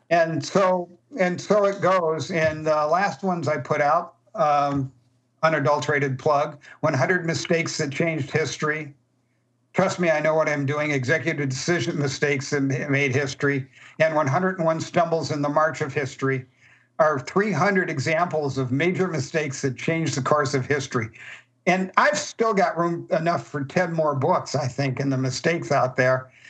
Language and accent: English; Chicago, Illinois, United States; And we put various, we're from Chicago, so we made it with gangsters.